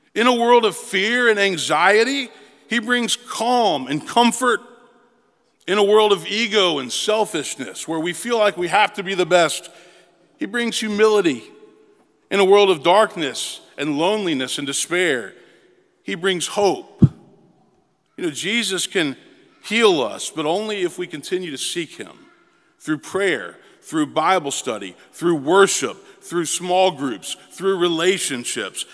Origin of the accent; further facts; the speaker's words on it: Memphis, Tennessee, United States; moved away as an adult; also born or lived in Princeton; now in Nashville, United States; I moved back to my hometown of Memphis